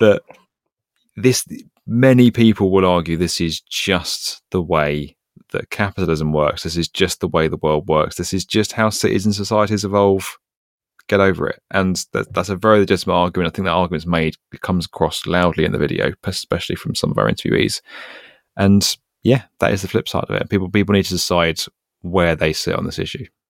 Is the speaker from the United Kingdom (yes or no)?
yes; United Kingdom; me as a British guy